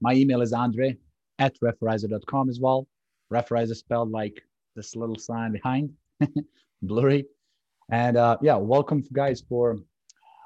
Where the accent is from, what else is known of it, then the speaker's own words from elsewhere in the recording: Serbia; now in United States; I'm coming from Serbia